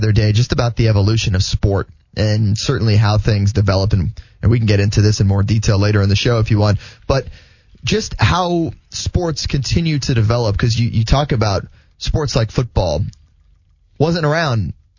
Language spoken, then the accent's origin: English; Florida, United States; growing up in Florida and going to school in Florida